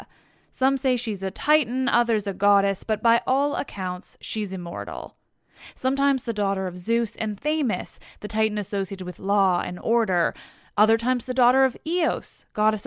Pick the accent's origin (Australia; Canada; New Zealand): Canada; I'm Canadian